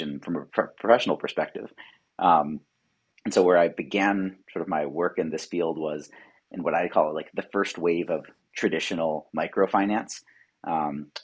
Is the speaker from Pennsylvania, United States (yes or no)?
yes; Philadelphia, Pennsylvania, United States; I'm from Philadelphia originally.